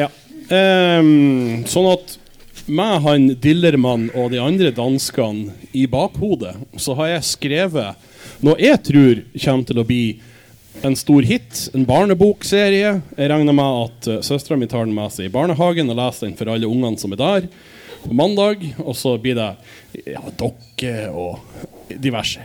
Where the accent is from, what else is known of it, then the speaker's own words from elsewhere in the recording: Denmark; moved away; jeg er dansk